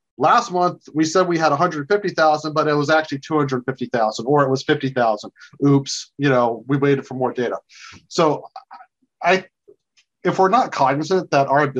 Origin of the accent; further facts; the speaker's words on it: South Georgia, United States; moved away as an adult; now in Washington, D.C., United States; I grew up in South Georgia